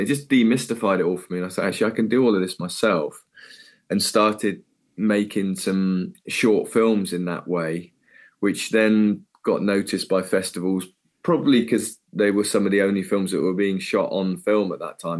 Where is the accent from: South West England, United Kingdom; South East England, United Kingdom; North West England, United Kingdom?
South West England, United Kingdom; Cornwall; moved away as an adult; also born or lived in Bournemouth / London; I'm just a Cornish kid